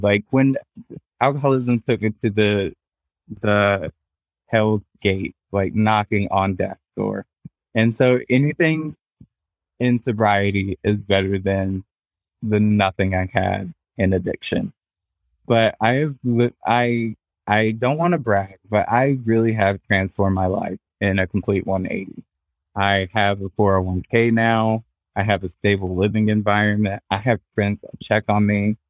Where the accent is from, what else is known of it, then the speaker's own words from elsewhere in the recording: the South, United States; Well, I grew up in the South, so that automatically put a target on anybody back.